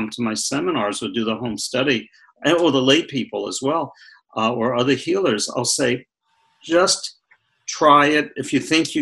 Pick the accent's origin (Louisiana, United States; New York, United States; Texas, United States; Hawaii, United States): New York, United States; Brooklyn; moved away; I'm from Brooklyn originally